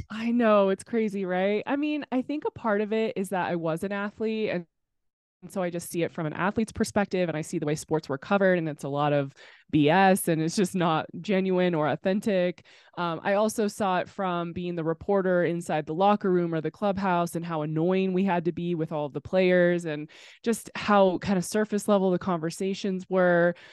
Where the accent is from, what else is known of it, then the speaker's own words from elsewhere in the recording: Temecula, California, United States; also born or lived in Los Angeles; I grew up in Temecula, California